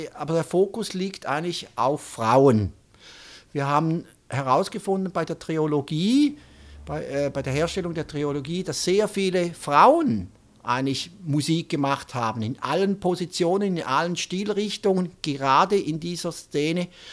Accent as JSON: {"language": "German", "region": "St. Gallen", "country": "Switzerland", "said": "St. Gallen ist eigentlich die Stadt, wo er herkommt, wo auch ich herkomme"}